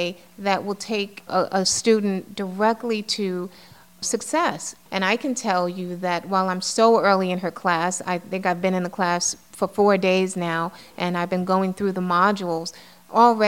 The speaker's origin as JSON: {"language": "English", "town": "New York City", "region": "New York", "country": "United States", "tie": "born or raised there", "said": "I grew up in the Bronx, you know, in a building in the South Bronx"}